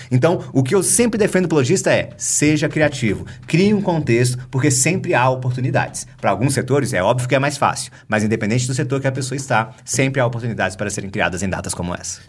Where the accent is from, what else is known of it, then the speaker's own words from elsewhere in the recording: Brasília, Federal District, Brazil; Eu, como bom brasiliense, sou de Brasília